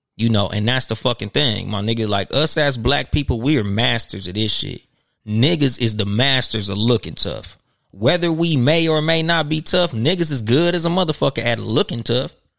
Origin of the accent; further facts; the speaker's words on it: Compton, California, United States; I was from Compton